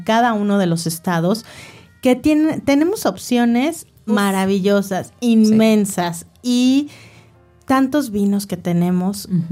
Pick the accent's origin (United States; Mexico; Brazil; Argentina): Mexico; obviamente somos mexicanos